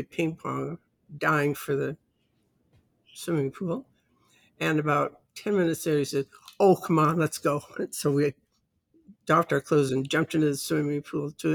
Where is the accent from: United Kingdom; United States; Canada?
Canada; I'm Canadian.